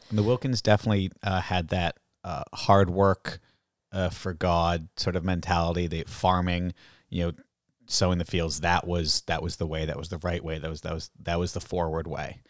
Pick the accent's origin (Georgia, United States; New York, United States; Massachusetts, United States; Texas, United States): Massachusetts, United States; Groton; also born or lived in England / Canada; now in Salem, United States; I'm from Groton